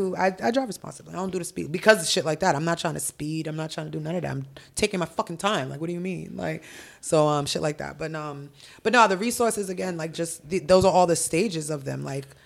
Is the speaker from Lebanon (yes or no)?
no; Haiti; born there; It's in Tomod, Haiti, where I was born in Haiti.